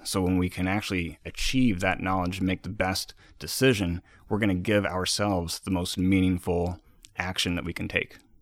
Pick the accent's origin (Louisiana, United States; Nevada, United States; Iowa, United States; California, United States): Iowa, United States; moved away; also born or lived in East Coast; I'm from the Midwest. I'm from Iowa